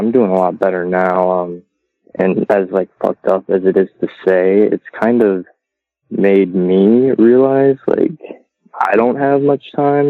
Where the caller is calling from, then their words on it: Kansas City, Missouri, United States; from Kansas City. I haven't called in quite some time.